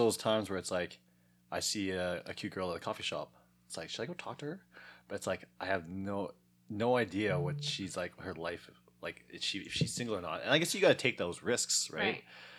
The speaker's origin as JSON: {"language": "English", "country": "Canada", "tie": "born there", "said": "I'm not Asian. Yeah. I was born in Canada."}